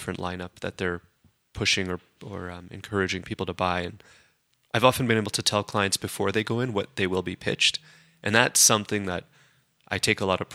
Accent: Calgary, Alberta, Canada; Born and raised in Calgary

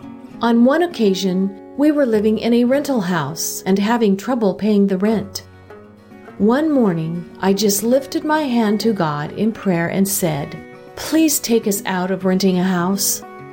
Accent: Saint Elizabeth, Jamaica; also born or lived in Kingston; I was born in St. Elizabeth, Jamaica, the youngest of 8 children.

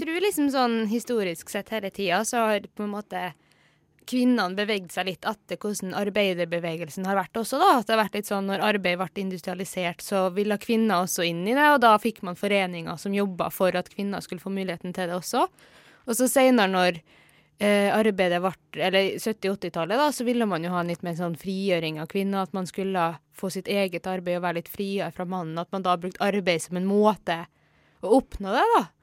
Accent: Kristiansund, Møre og Romsdal, Norway; mest i Kristiansund, der jeg er fra.

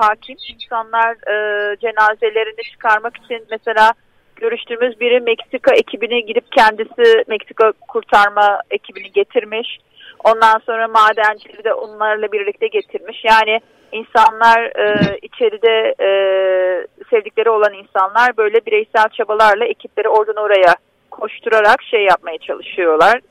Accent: Diyarbakır, Diyarbakır Province, Turkey; bir Diyarbakırlı olarak

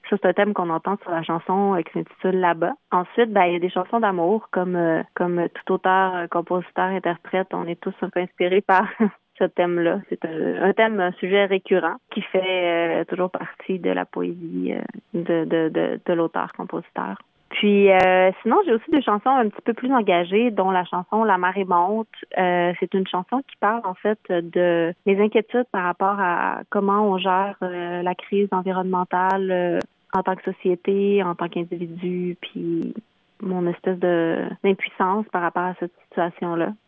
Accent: Chicoutimi, Quebec, Canada; je suis native du Saguenay, de Chicoutimi

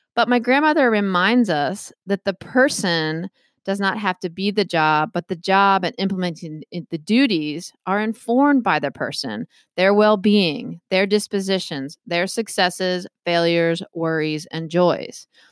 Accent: Maryland, United States; now in Massachusetts, United States; I grew up in Maryland

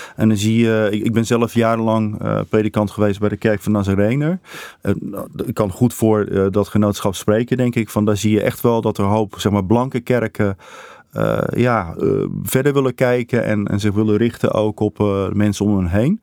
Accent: Netherlands; also born or lived in Australia / Brazil / Rotterdam; als Nederlander zijnde

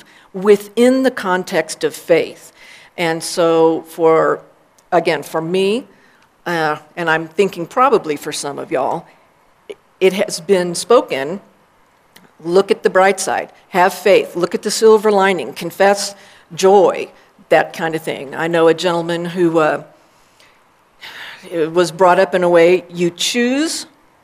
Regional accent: Texas, United States; also born or lived in Austin, Texas; I was born in Texas in 1962

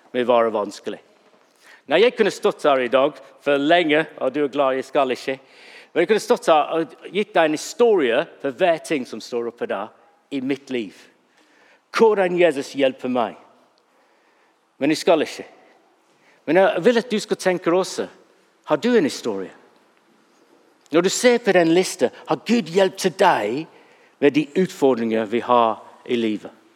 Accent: England, United Kingdom; Norwegian is a second language; now in Norway; Når jeg er engelskmann

